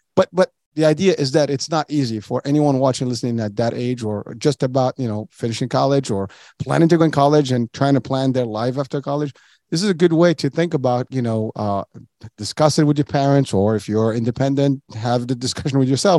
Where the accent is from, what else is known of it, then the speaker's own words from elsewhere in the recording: Morocco; moved away; When I was a kid, I was born and raised in Morocco